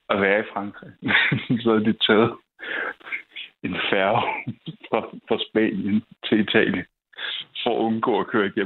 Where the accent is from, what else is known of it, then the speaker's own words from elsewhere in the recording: Copenhagen, Capital Region of Denmark, Denmark; Jeg er opvokset på Nørrebro.